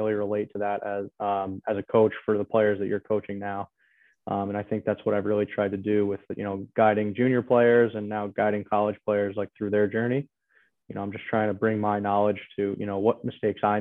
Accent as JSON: {"language": "English", "region": "New York", "country": "United States", "moved": "yes", "lives_now": "Massachusetts, United States", "said": "I'm originally from New York, now living in Massachusetts"}